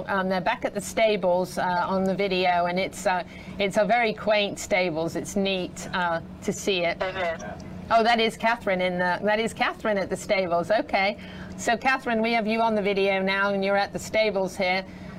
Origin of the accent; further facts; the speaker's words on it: England, United Kingdom; now in Ocala, United States; The house that I grew up in England is actually over 500 years old.